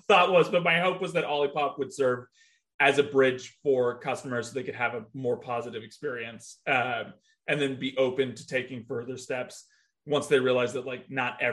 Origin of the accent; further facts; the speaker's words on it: California, United States; I grew up in California, but my mom's from Columbus, Ohio